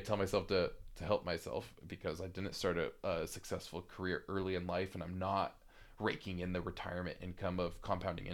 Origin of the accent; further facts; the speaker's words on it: United States; also born or lived in Seattle; I'm American